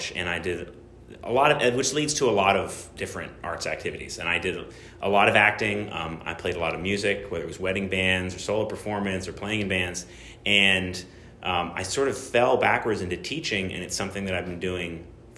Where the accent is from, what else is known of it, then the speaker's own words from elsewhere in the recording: Massachusetts, United States; moved away as an adult; also born or lived in Audubon, Pennsylvania; now in Pennsylvania, United States; My parents moved there when I was 7 years old, so I pretty much grew up up there